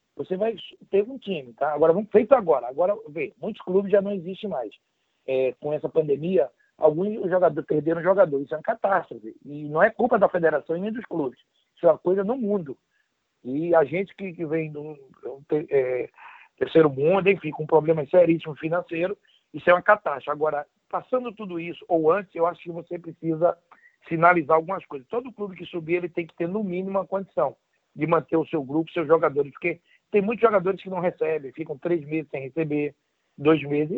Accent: Northeast Region, Brazil; moved away as an adult; also born or lived in São Paulo / Campinas / Madrid; eu sou nordestino

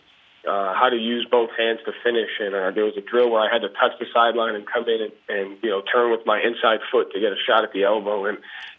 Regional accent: Johnston, Rhode Island, United States; I grew up in a basketball town. I grew up in a basketball family. So, you know, I'm from Johnston, Rhode Island.

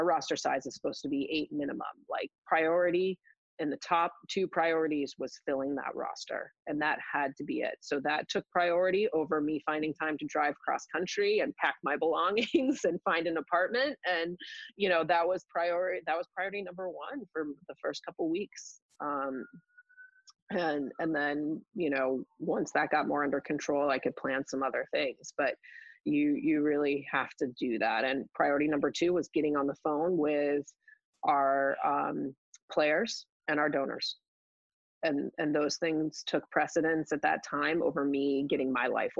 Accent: West Coast, United States; moved away as an adult; also born or lived in Williams (Massachusetts); I'm from the West Coast. I really wanted to be back on the West Coast

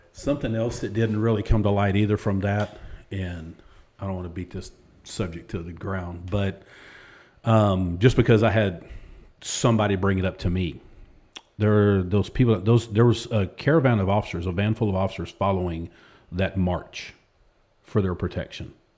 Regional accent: Texas, United States; accent: country drawl; also born or lived in Waco, Texas / Lubbock, Texas / Pflugerville, Texas / Hewitt, Texas; now in Austin, United States; all over Texas. I was born in Waco, lived in Lubbock, lived north side of Austin, went to school at Pflugerville, few years, moved back to Waco

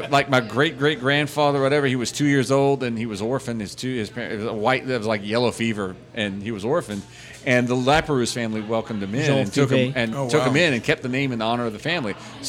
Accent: South Terrebonne Parish, Louisiana, United States; accent: flat; I grew up in South Terrebonne Parish. Yeah. And we had cousins over in South Lafourche Parish. And we would always, we talked flat.

